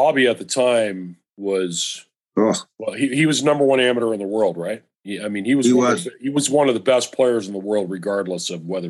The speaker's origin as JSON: {"language": "English", "area": "Monterey Peninsula", "region": "California", "country": "United States", "tie": "born or raised there", "said": "I grew up here on the Monterey Peninsula"}